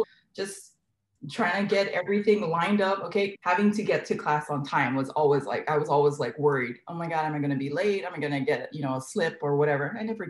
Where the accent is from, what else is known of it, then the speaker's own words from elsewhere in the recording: Kaneohe, Hawaii, United States; Oh my goodness. I went to King Intermediate in Kaneohe, the Cobras, King Zoo.